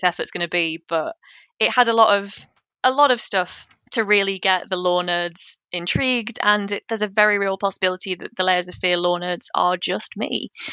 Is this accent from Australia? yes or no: no; United Kingdom; I'm, I'm British.